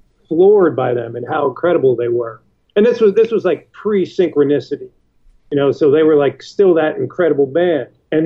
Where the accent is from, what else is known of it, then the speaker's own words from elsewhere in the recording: Parsippany, New Jersey, United States; I grew up in Parsippany, which is, like, maybe 30 minutes outside of New York City.